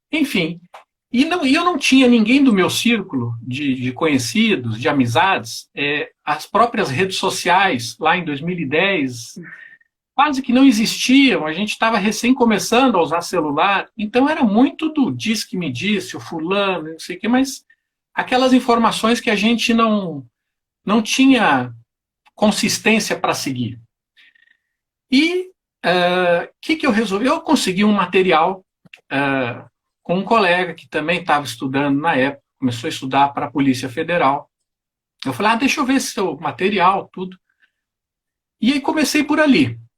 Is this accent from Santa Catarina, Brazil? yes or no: no; Porto Alegre, Rio Grande do Sul, Brazil; also born or lived in Rio de Janeiro; Eu sou natural de Porto Alegre.